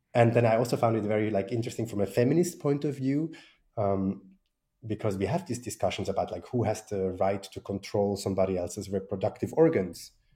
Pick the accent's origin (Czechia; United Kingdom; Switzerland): Switzerland; I was from Switzerland